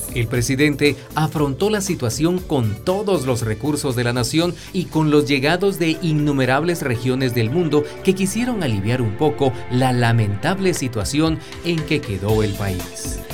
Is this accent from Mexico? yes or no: no; Guatemala; nuestra bella Guatemala